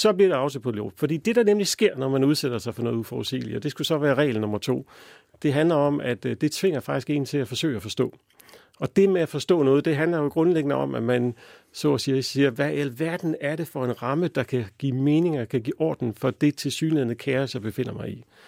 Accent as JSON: {"language": "Danish", "country": "Denmark", "said": "som danskere"}